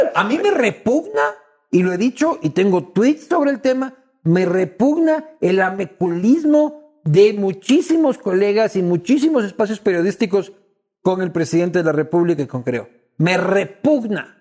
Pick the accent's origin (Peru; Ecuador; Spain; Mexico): Ecuador; como ecuatoriano